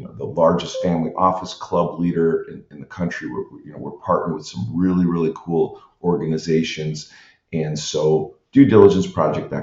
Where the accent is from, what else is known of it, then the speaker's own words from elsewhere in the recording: Midwest, United States; now in Southern California, United States; we're from the Midwest